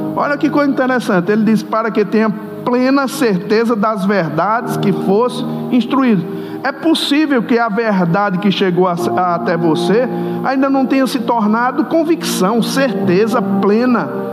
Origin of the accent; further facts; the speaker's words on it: Campina Grande, Paraíba, Brazil; Você está notando que eu sou de um lugar estranho, né? Sotaquezinho gostoso. Sou lá da terrinha, lá de Campina Grande.